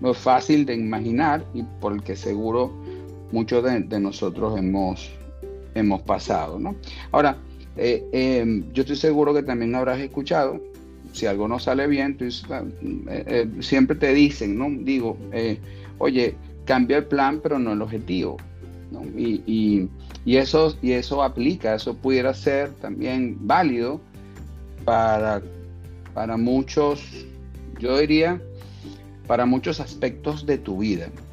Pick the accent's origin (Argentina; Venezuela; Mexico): Venezuela; moved away as an adult; en mi país natal, en Venezuela